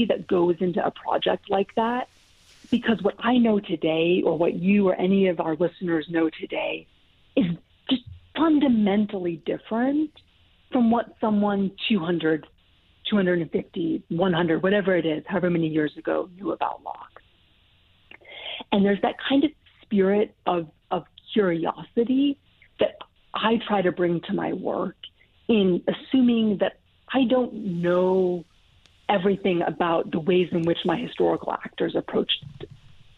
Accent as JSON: {"language": "English", "region": "Montana", "country": "United States", "tie": "born or raised there", "moved": "as an adult", "said": "So I'm from Montana. I'm born and raised in Montana"}